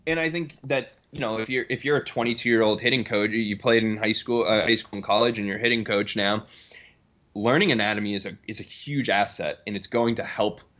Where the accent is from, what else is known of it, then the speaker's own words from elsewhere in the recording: Boston, Massachusetts, United States; moved away as an adult; also born or lived in Connecticut / Denver; now in Omaha, United States; I'm from Boston originally.